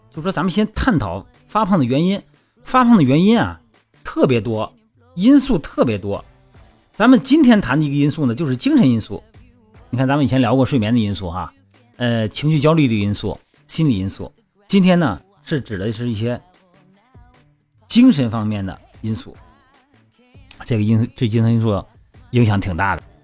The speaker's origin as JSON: {"language": "Chinese", "region": "Shandong", "country": "China", "tie": "born or raised there", "said": "我老家山东哈，我们那边儿吃饭讲究是先吃饭后喝汤"}